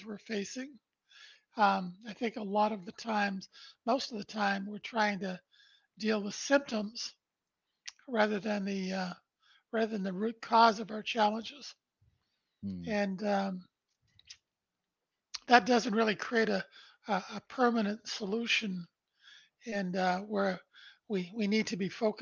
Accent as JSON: {"language": "English", "town": "Brantford", "region": "Ontario", "country": "Canada", "tie": "born or raised there", "said": "I was born in Brantford, Ontario, Canada, on December 1st, 1953. Our family lived in a small two-bedroom post-World War II bungalow where my mom and dad raised three boys."}